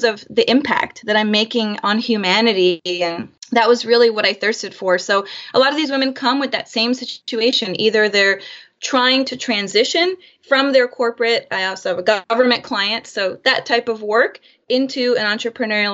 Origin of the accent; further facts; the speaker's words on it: Florida, United States; moved away as an adult; also born or lived in Chicago / San Francisco Bay Area; now in San Francisco, United States; Born and raised in Florida